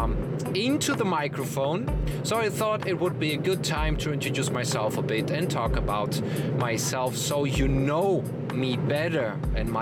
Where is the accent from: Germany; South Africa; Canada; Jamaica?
Germany; accent: German; English is a second language; moved away as an adult; also born or lived in Netherlands; now in Mexico; even in broken Dutch, with my German accent